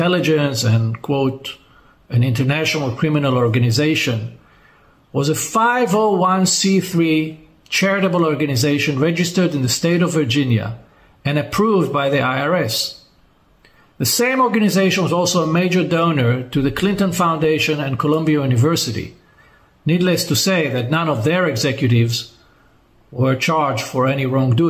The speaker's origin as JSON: {"language": "English", "country": "Israel", "said": "my home country of Israel, where I reside most of the time."}